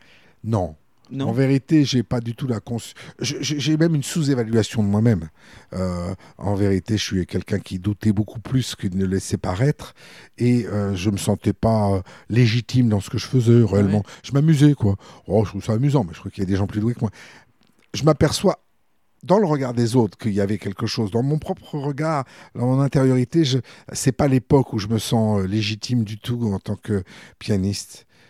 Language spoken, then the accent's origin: French; Bourges, Centre-Val de Loire, France; also born or lived in Paris; j'ai grandi à Bourges à partir de mes six ans